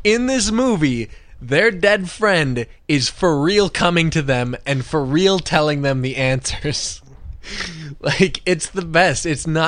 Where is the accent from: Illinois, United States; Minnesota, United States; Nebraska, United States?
Nebraska, United States; I'm from Nebraska.